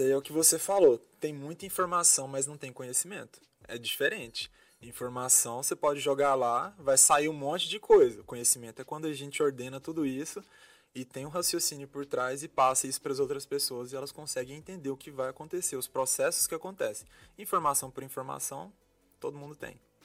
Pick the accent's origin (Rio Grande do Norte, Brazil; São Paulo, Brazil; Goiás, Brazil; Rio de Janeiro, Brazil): Goiás, Brazil; Goiânia; moved away as an adult; also born or lived in Belo Horizonte; Sou de Goiânia, Goiás nascido e criado lá.